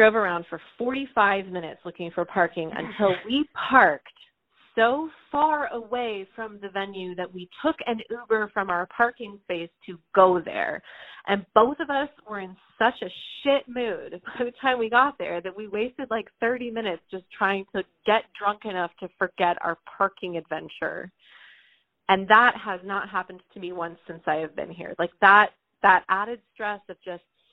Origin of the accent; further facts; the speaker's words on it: Northern California, United States; moved away as an adult; also born or lived in San Francisco Bay Area / Santa Barbara; now in Freeman, United States; I grew up in Northern California my entire life